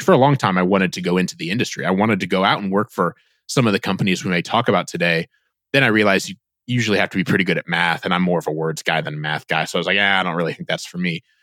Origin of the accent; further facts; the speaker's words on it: Northeast Indiana, United States; I grew up in Northeast Indiana